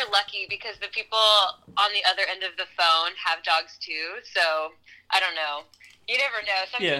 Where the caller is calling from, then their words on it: Los Angeles, California, United States; Well, I say I'm calling from the Los Angeles studio.